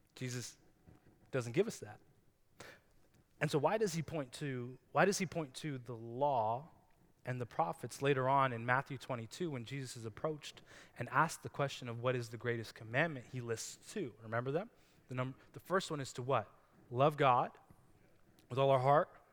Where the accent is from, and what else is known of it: Canada